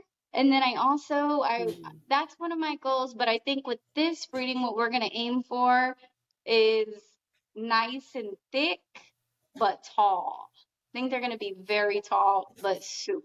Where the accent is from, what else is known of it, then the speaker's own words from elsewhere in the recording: Austin, Texas, United States; I'm from Austin, Texas